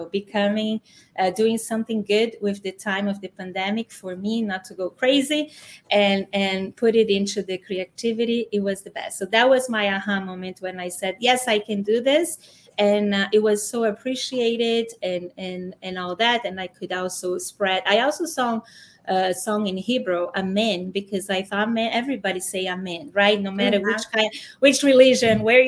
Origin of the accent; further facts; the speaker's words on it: Brazil; English is a second language; moved away as an adult; now in San Diego, United States; I grew up in Brazil.